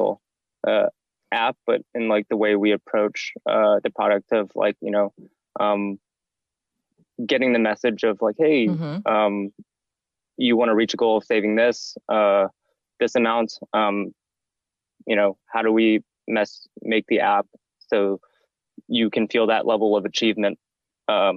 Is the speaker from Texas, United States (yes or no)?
no; Bay Area, California, United States; moved away as an adult; now in New York, United States; I'm actually originally from the Bay Area